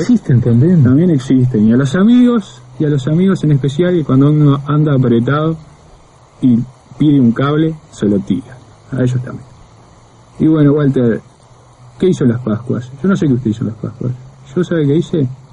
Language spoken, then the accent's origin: Spanish; Montevideo, Uruguay; el Prado, lugar donde yo nací